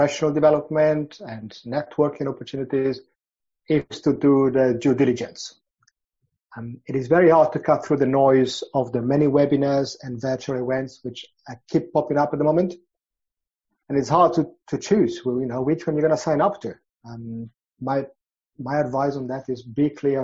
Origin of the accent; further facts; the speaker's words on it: Milan, Lombardy, Italy; moved away as an adult; now in London, United Kingdom; I'm originally from Milan and moved from Italy to London after finishing my studies.